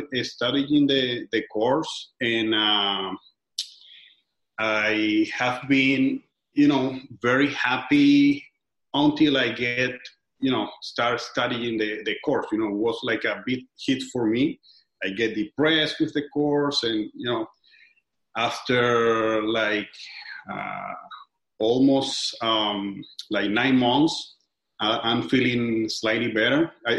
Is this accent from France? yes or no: no; Venezuela; now in Miami, United States; I'm from Venezuela. I live in Miami, Florida.